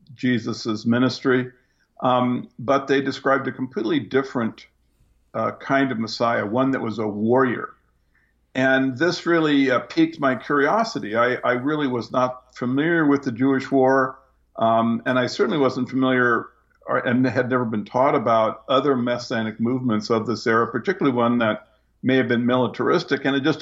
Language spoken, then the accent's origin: English; Japan; I grew up in Japan. My family was one of the first non-military families in the country after the war.